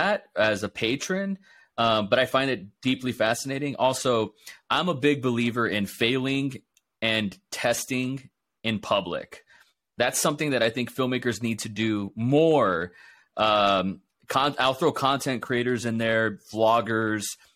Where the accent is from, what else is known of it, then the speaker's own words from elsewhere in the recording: Donna, Texas, United States; now in Austin, United States; I'm from Donna, so I went from Donna to Mission